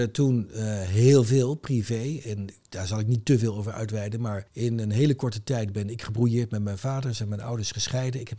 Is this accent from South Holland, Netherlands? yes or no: yes; Rotterdam, South Holland, Netherlands; also born or lived in The Hague; Ik ben geboren in Den Haag, maar opgegroeid echt eh, mijn eh, middelbare schooljaren in Rotterdam. In Rotterdam Noord. In een wijk die Hilgersberg heet.